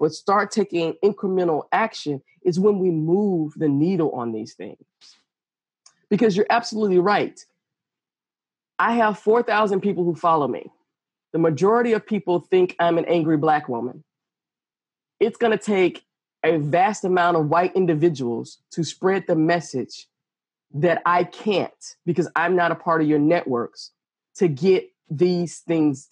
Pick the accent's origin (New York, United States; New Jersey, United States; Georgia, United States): Georgia, United States; I was the only in many white circles growing up in Georgia.